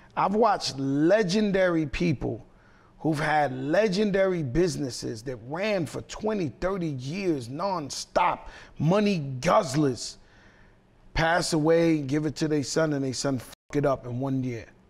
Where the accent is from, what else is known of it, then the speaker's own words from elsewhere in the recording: New York City, New York, United States; I grew up in the Bronx